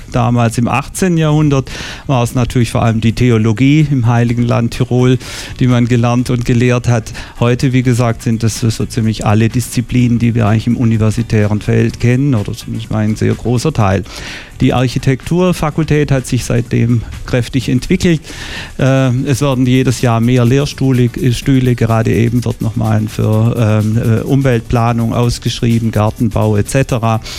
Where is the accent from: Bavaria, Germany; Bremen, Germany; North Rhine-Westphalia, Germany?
Bavaria, Germany; Munich; now in Innsbruck, Austria; ich komme eigentlich aus München. Ich habe dort studiert in Wien und München und bin seit 2004 hier in Innsbruck.